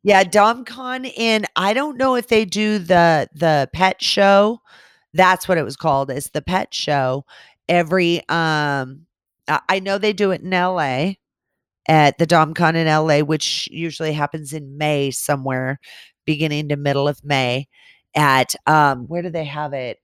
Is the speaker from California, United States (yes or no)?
yes; California, United States; growing up in California